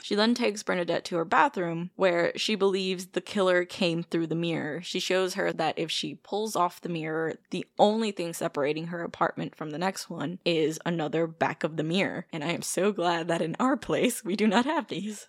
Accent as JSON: {"language": "English", "town": "Chicago", "region": "Illinois", "country": "United States", "said": "we're from Chicago"}